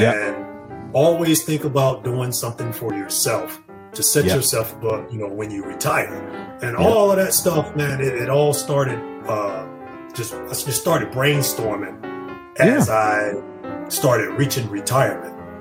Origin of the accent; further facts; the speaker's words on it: 45 minutes south of Montgomery, Alabama, United States; moved away as an adult; I'm from the sticks, you know, yeah. like 45 minutes south of Montgomery.